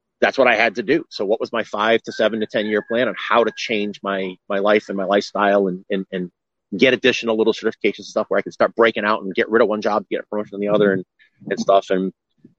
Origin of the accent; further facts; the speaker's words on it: Rhode Island, United States; moved away; I'm from Rhode Island originally